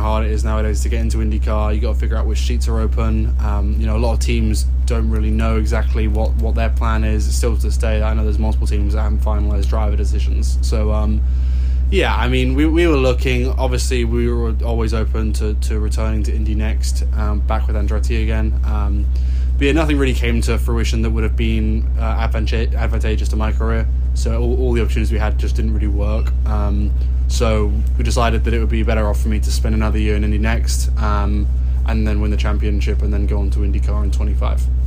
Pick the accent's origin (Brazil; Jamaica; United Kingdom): United Kingdom; England; also born or lived in Los Angeles, United States; now in Carmel, United States; I'm from England